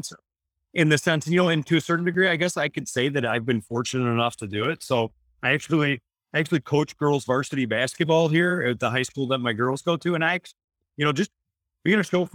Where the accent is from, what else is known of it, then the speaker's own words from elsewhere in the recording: Detroit, Michigan, United States; we're all from Detroit